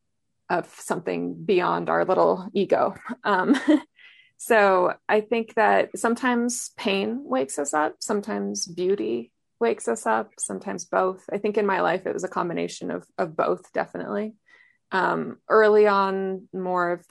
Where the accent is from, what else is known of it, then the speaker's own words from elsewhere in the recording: northern New Mexico, United States; I grew up in New Mexico, in northern New Mexico